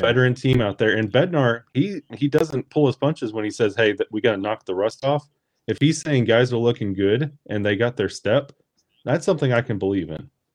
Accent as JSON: {"language": "English", "region": "Alabama", "country": "United States", "tie": "born or raised there", "said": "born and raised in Alabama"}